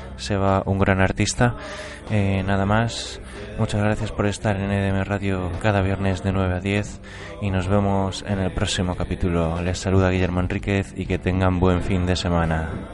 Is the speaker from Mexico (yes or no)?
no; Extremadura, Spain; yo también soy extremeño